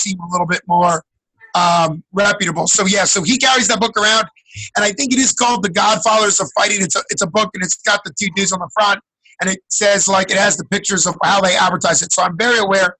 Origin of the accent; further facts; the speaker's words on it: Allentown, Pennsylvania, United States; I grew up in Allentown, Pennsylvania